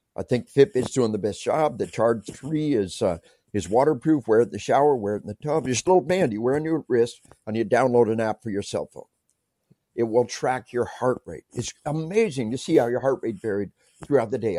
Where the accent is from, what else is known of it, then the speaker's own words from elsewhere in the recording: Arkansas, United States; I tell people we are from Arkansas